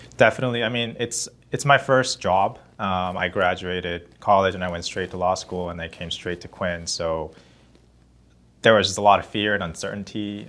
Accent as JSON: {"language": "English", "country": "South Korea", "tie": "born or raised there", "moved": "yes", "lives_now": "Los Angeles, United States", "said": "I grew up in Korea"}